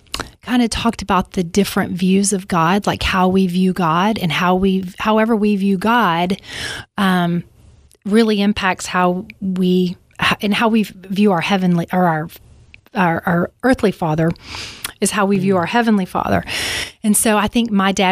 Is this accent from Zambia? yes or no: no; Alabama, United States; I grew up in Alabama